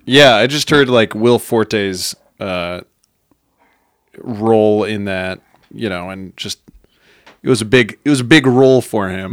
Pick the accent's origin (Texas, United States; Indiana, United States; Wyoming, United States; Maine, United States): Wyoming, United States; I'm from Wyoming